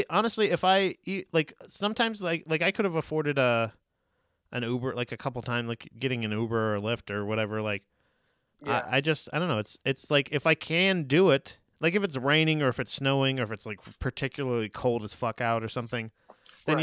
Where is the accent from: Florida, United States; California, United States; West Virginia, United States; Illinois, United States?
Florida, United States; moved away; growing up in Florida